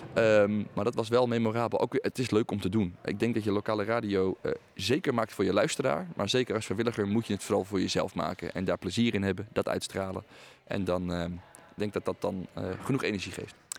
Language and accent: Dutch; Aalsmeer, North Holland, Netherlands; Ik ben namelijk geboren in Alsmeer en woon nu in een dorp daarnaast